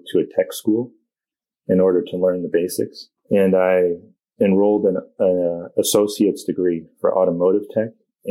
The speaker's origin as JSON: {"language": "English", "region": "Vermont", "country": "United States", "tie": "born or raised there", "said": "growing up in Vermont"}